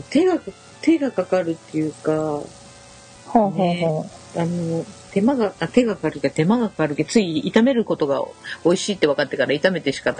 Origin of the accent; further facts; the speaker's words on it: Tottori, Japan; moved away; うち鳥取は昔からお正月ぜんざいなんで。